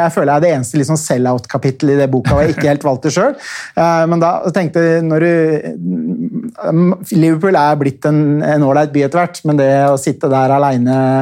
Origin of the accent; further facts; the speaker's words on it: Oslo, Norway; da jeg vokste opp på Vålinga i Oslo på 80-tallet